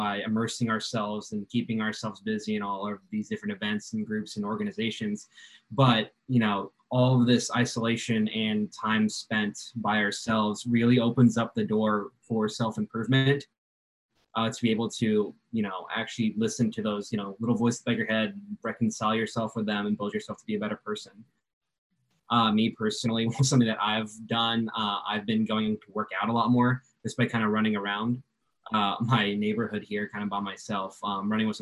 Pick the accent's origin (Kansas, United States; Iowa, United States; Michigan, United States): Kansas, United States; Spring Hill; I'm a senior nursing major from Spring Hill, Kansas